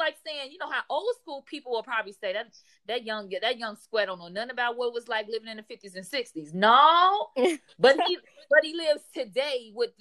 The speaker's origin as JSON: {"language": "English", "country": "United States", "said": "as an American"}